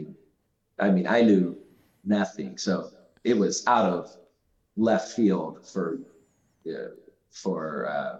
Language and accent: English; Southern Louisiana, United States; I'm also from Southern Louisiana, and my mom's side of the family is Italian